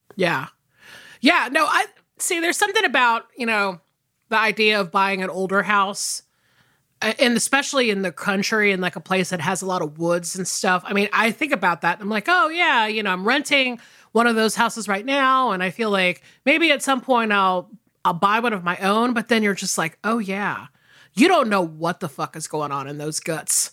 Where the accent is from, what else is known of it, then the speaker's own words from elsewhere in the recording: United States; also born or lived in Atlanta, Georgia / South Carolina; I grew up in the South, obviously, like, either between suburban Atlanta and rural South Carolina